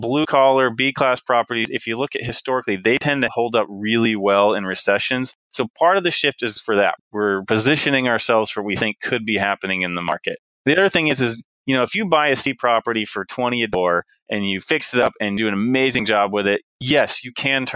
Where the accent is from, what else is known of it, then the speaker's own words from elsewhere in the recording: United States; I was born in the United States.